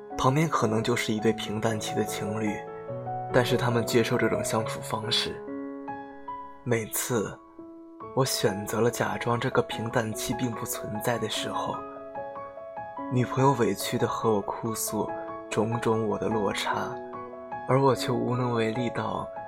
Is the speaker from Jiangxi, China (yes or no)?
yes; Jiangxi, China; 我是江西人来的，我的口味真的好重，不喜欢没有味道的东西